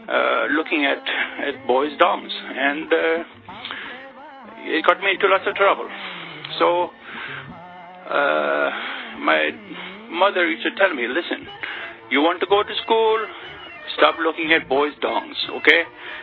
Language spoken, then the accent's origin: English; Pakistan; it brings up lots of memories of my childhood growing up in Pakistan.